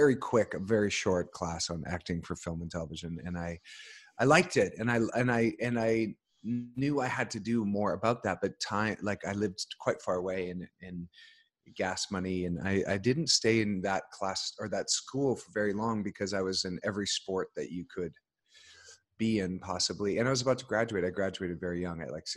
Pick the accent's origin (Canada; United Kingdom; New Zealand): Canada; Alberta; now in Los Angeles, United States; I grew up on a really small, sort of a hobby farm in Alberta